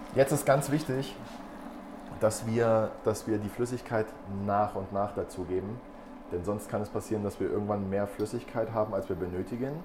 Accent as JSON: {"language": "German", "region": "Brandenburg", "country": "Germany", "moved": "yes", "said": "Ich komme ganz ursprünglich aus Brandenburg"}